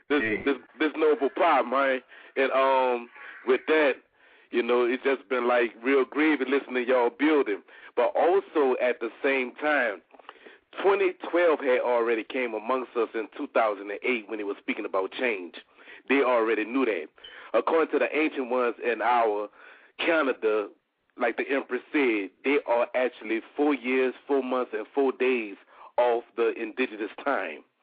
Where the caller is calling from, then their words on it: New Orleans, Louisiana, United States; I'm calling down from New Orleans, Louisiana